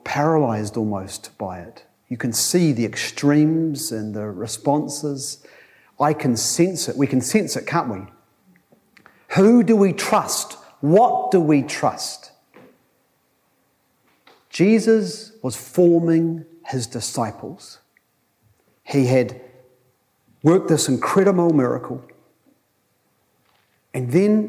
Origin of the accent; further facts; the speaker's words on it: Tokoroa, Waikato, New Zealand; I went there as a 15-year-old from Tokoroa, an even better place